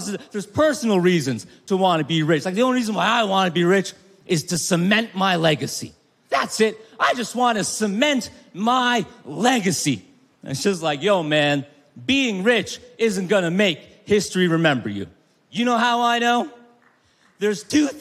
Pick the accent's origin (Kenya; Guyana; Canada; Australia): Canada; now in Los Angeles, United States; I live in Los Angeles, but I'm from Canada.